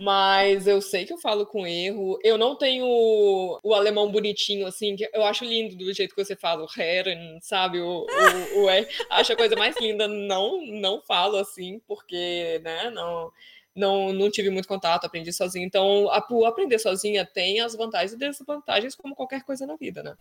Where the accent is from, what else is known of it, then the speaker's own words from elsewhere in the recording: Brazil; moved away as an adult; now in Vienna, Austria; E a gente, como brasileiro, a nossa família geralmente é grande